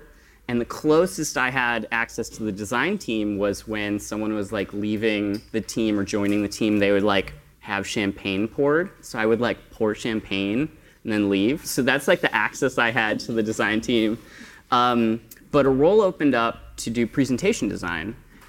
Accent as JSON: {"language": "English", "region": "Western New York", "country": "United States", "also_born_or_lived": "Netherlands", "moved": "as an adult", "lives_now": "Amsterdam, Netherlands", "said": "right now, I'm a freelancer in the Netherlands. Originally, I'm from the United States. I'm from Western New York"}